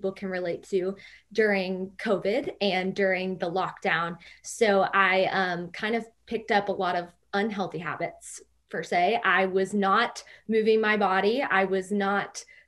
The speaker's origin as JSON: {"language": "English", "town": "Louisville", "region": "Kentucky", "country": "United States", "said": "I am from Louisville, Kentucky."}